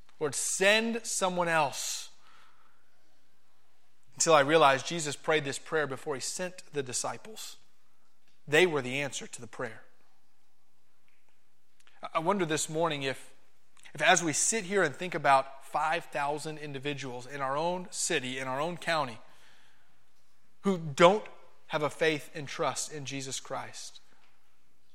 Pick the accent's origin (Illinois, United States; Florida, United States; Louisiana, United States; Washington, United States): Florida, United States; Miami; moved away; I'm not a farm boy. I'm from Miami, Florida